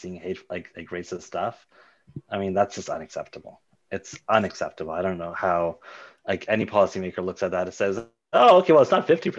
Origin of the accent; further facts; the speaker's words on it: Mississauga, Ontario, Canada; growing up in Mississauga